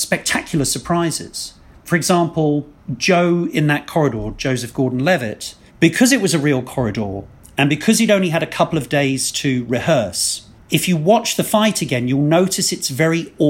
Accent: England, United Kingdom; two English guys

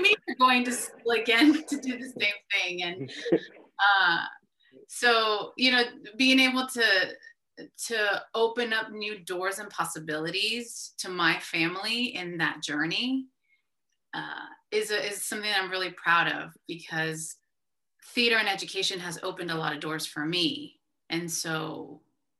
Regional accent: San Diego, California, United States; born or raised there; first language Spanish; English is a second language; moved away as an adult; also born or lived in Columbus, Ohio

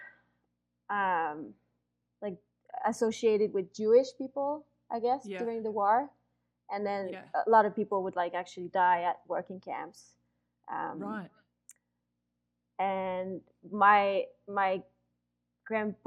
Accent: just north of Montreal, Quebec, Canada; first language French; English is a second language; I'm from Quebec. So Quebec is the only French-speaking province of Canada. So the first language in Quebec is French. So my first language, obviously, is French. I grew up just north of Montreal

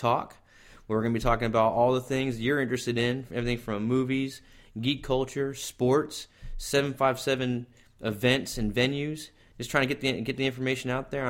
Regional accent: Virginia Beach, Virginia, United States; we're Virginia Beach locals. We grew up in the 757

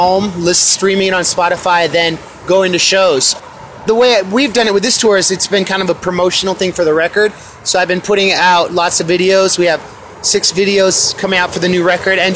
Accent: Oakland, California, United States; I'm from Oakland, California, here in Seattle at El Corazon

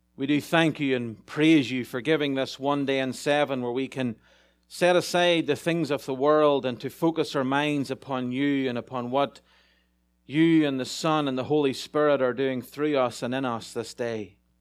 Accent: Ireland; moved away; As an Irishman in a big town

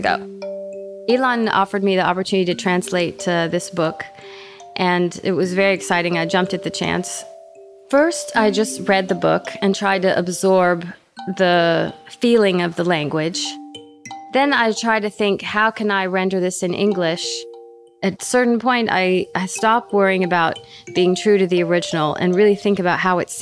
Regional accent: San Antonio, Texas, United States; as a Jew growing up in San Antonio, Texas

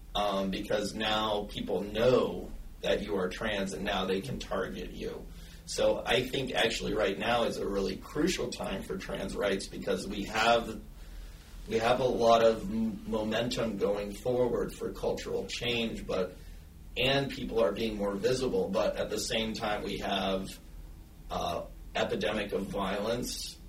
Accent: the South, United States; moved away; I'm originally from the South. I moved up here because the South is not safe

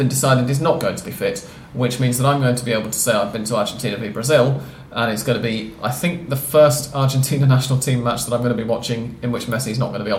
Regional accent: England, United Kingdom; we're both English

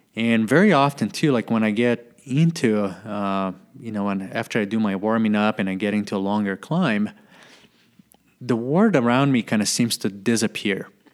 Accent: Brazil; my house where I was living in my hometown

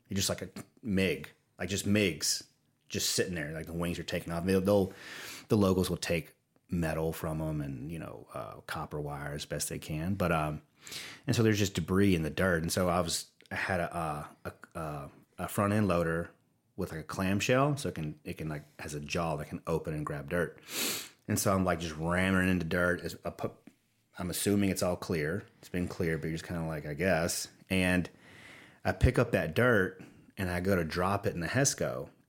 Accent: Watson, Louisiana, United States; So I grew up outside Baton Rouge in a parish. We have parishes in Louisiana, Livingston Parish, in a town called Watson. And there was one red light corner store.

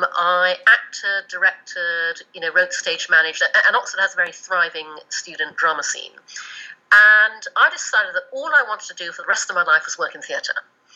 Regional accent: Brunei; also born or lived in United Kingdom; I was born in the UK, but when I was 6, we moved to Brunei in Borneo, and so I grew up in Asia. But I went back to the UK to go to school and to university.

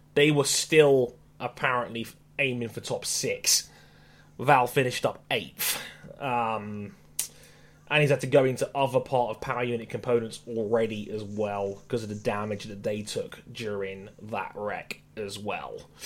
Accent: United Kingdom; being British

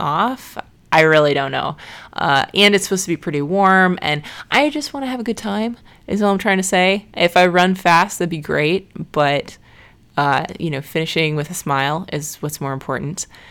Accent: Chicago, Illinois, United States; my hometown race of Chicago

